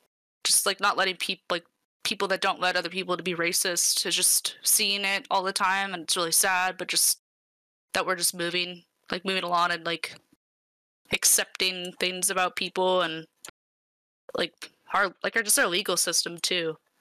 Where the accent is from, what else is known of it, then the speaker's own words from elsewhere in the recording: United States; like Americans, like, I'm American.